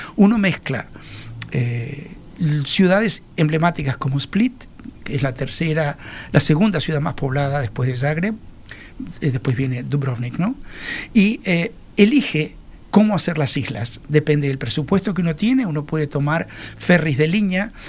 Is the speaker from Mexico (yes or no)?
no; Uruguay; como los uruguayos